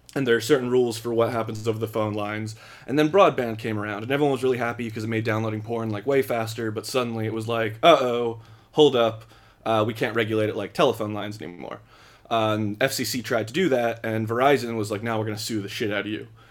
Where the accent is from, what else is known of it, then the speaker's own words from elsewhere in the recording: Philadelphia, Pennsylvania, United States; I come from the Philly area